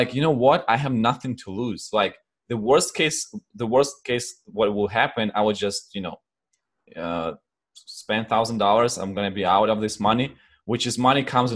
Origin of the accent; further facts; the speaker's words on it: Ukraine; English is a second language; also born or lived in Poland; now in United States; I'm originally from Ukraine, and then I moved to Poland. I used to live in Poland and a few other countries in Europe.